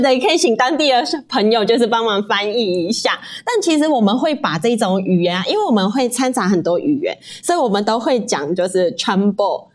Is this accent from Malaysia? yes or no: yes; Malaysia; moved away as an adult; now in Taiwan; 我是马来西亚人，然后在，现在在这边工作，然后我现在目前就是待在台湾已经八年了